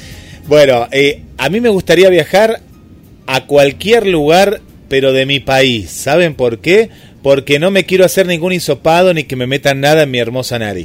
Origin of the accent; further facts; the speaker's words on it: Argentina; yo siempre soy muy, muy argentino en eso